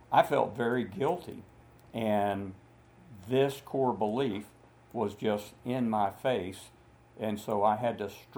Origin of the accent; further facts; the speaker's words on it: Dallas, Texas, United States; I'm a Texan. I grew up, I was born in Dallas, Texas